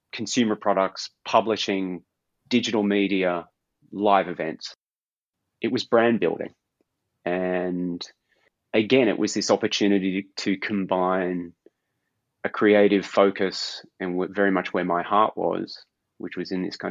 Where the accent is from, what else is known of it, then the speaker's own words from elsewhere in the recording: Australia; moved away as an adult; also born or lived in London; now in Copenhagen, Denmark; Growing up in Australia